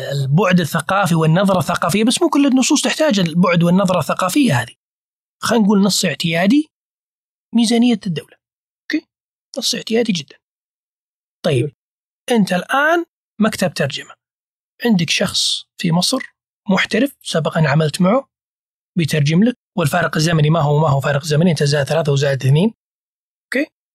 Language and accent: Arabic; Saudi Arabia; أنا كسعودي